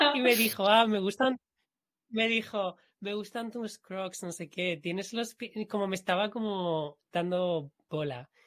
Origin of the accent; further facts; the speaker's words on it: Spain; accent: Spanish accent in English; yo hablando inglés con un acento español